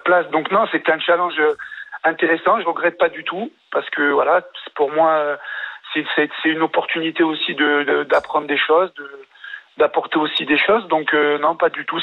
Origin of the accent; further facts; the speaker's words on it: France; je suis français